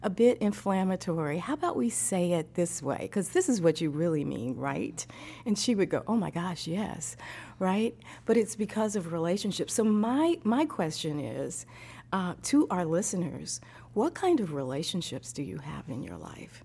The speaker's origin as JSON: {"language": "English", "region": "Midwest", "country": "United States", "tie": "born or raised there", "also_born_or_lived": "East Coast / Texas", "moved": "yes", "lives_now": "Tennessee, United States", "said": "I grew up in the Midwest"}